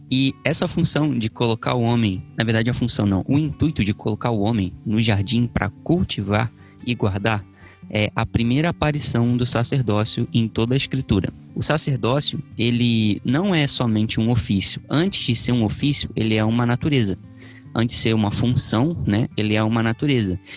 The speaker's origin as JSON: {"language": "Portuguese", "town": "Paraty", "region": "Rio de Janeiro", "country": "Brazil", "tie": "born or raised there", "lives_now": "Ubatuba, Brazil", "said": "eu sou de Paraty, uhum. sou natural de Paraty, no Rio de Janeiro, a cidade mais bonita do Brasil. Uhum. Mas há dois anos o senhor me enviou para Ubatuba e eu tô morando em Ubatuba já tem dois anos"}